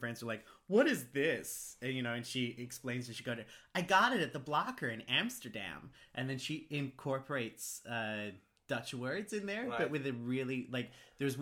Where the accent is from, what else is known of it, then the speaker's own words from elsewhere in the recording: Australia; I'm an Australian